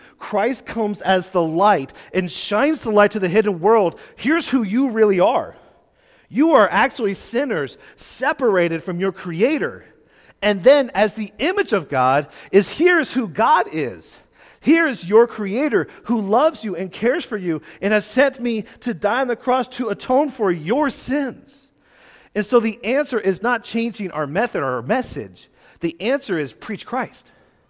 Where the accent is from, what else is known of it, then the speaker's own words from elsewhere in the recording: Quebec, Canada; I grew up in Quebec as a missionary kid